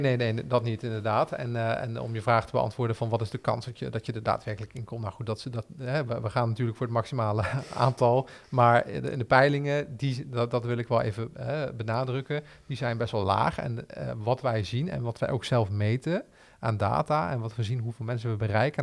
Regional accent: Arnhem, Gelderland, Netherlands; we als Arnhemmers trots zijn op wie we zijn

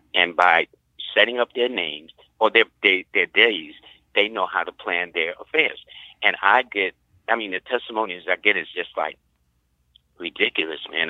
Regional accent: New York City, New York, United States; I'm a product of Harlem because I was born in Harlem

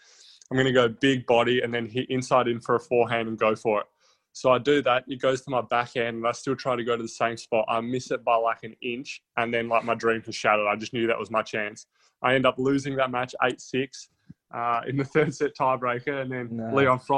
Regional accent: Adelaide, South Australia, Australia; We're all from Adelaide, and that was a Tennis Australia trip. So it could have been all through Australia, but all of us obviously from Adelaide.

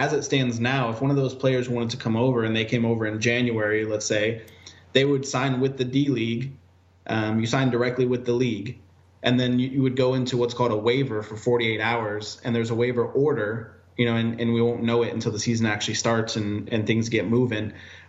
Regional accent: Nebraska, United States; now in Olympia, United States; I'm from Nebraska. My parents were both in the military, so we've lived everywhere, but they retired here, and so I've lived here long

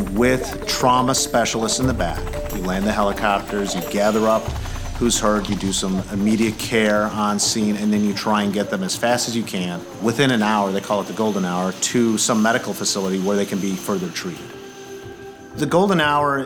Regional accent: Chicago, Illinois, United States; I'm from Chicago, Illinois.

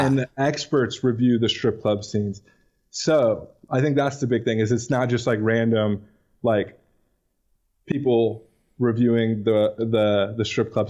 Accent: Houston, Texas, United States; I'm from Houston

